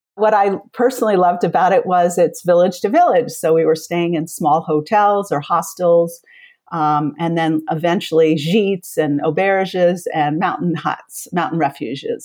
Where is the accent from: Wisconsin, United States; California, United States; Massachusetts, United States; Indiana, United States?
Massachusetts, United States; moved away as an adult; now in Vermont, United States; I grew up in Massachusetts